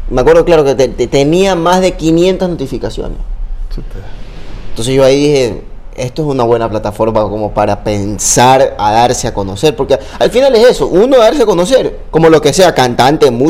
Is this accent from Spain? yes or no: no; Ecuador; Yo soy muy ecuatoriano, pero muy ecuatoriano. O sea, yo soy pro Guayaquil, pro yo pro Manaví, pro todo.